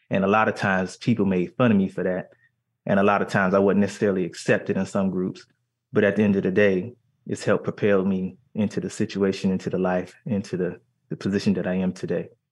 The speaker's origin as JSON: {"language": "English", "town": "Miami", "region": "Florida", "country": "United States", "tie": "born or raised there", "also_born_or_lived": "Philadelphia", "moved": "yes", "said": "I come from Liberty City"}